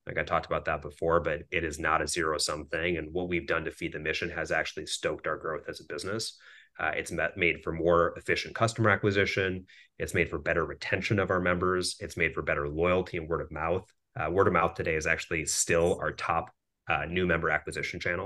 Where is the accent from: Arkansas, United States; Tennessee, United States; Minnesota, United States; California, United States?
Minnesota, United States; Minneapolis; So I grew up in Minneapolis, Minnesota